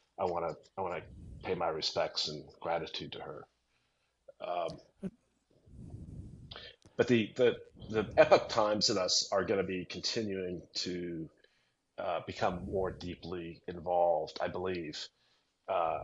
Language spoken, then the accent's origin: English; Chicago, Illinois, United States; I'm from Chicago